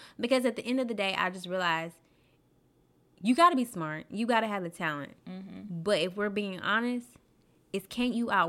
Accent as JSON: {"language": "English", "town": "Daingerfield", "region": "Texas", "country": "United States", "said": "From Dangerfield, Texas."}